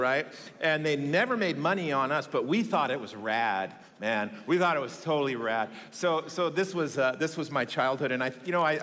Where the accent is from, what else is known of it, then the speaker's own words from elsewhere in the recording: McMinnville, Oregon, United States; moved away; I grew up in a town, I'm sure you haven't heard of this place, in rural Oregon. It's called McMinnville, Oregon.